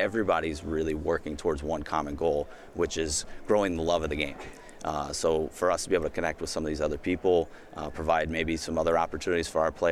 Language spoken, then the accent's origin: English; Indianapolis, Indiana, United States; I'm from Indiana. I played at University of Indianapolis. Have always pretty much been an Indy kid myself.